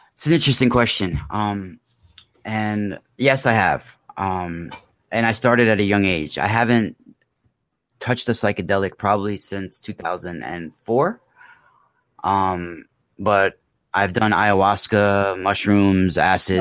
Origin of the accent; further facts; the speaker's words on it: New York, United States; also born or lived in Mount Vernon, New York / Rockland County, New York / California; I grew up in New York. Um, I was born in Mount Vernon, New York, and then I went to high school in Rockland County